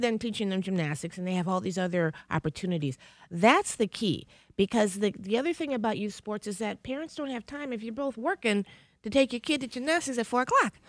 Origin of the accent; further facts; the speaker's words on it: Detroit, Michigan, United States; raising, living in, and growing up in Detroit